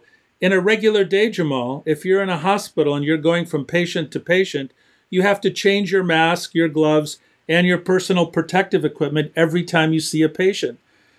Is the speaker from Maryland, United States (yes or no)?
no; Detroit, Michigan, United States; Hot spots in my hometown, Detroit, Michigan.